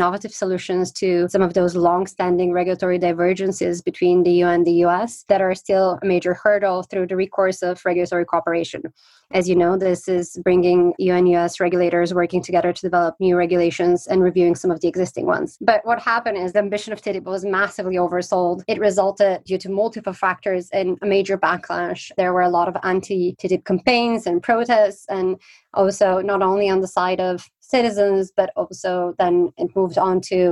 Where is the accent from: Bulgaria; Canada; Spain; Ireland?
Bulgaria; moved away as an adult; also born or lived in Italy / Belgium; now in United Kingdom; I'm from Bulgaria, but I've spent the past 15 years in Italy, Belgium, and most recently the UK